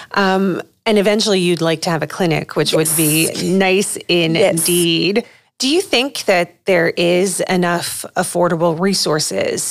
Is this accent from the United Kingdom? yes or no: no; Lebanon; moved away as an adult; originally I'm from Lebanon